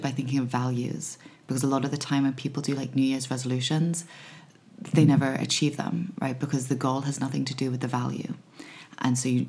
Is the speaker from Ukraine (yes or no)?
no; Hong Kong; moved away as an adult; also born or lived in Los Angeles, United States; growing up in Hong Kong